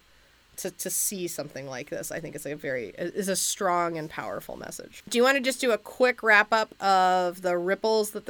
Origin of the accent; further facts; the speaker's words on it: United States; as an American